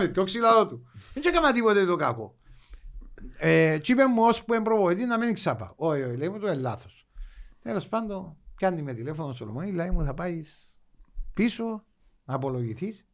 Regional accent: Limassol, Limassol District, Cyprus; εμείς που είμαστε λεμεσιανοί

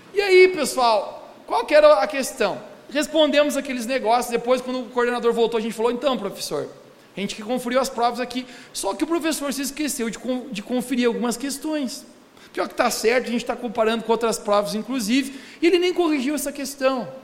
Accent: Brazil; como bom brasileiro

